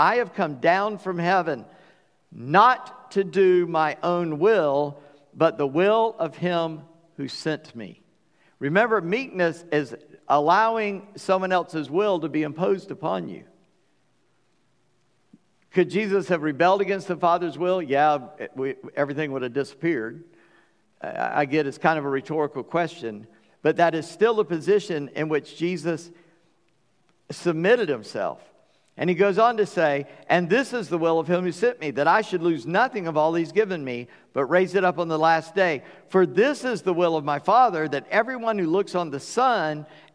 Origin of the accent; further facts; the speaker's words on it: Charleston, South Carolina, United States; When I was born on July 21st, 1959, at 5:18 in the morning, weighing 8:15 in St. Francis Hospital, Charleston, South Carolina